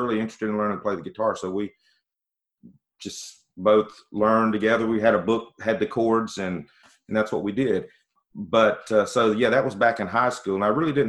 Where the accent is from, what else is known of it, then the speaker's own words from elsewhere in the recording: Magee, Mississippi, United States; also born or lived in Jackson, Mississippi; I grew up in McGee, Mississippi